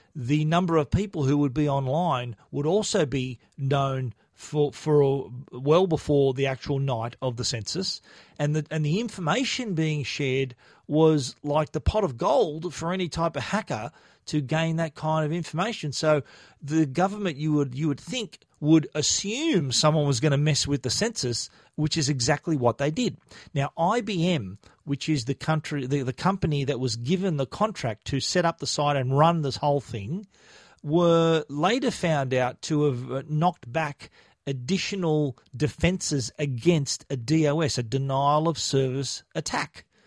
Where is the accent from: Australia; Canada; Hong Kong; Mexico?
Australia; being a an Australian in a foreign country